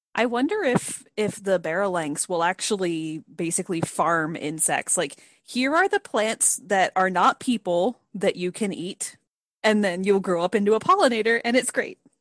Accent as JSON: {"language": "English", "town": "Tampa", "region": "Florida", "country": "United States", "tie": "born or raised there", "said": "I was born and raised in the Tampa Bay area, which is a very large metropolitan area"}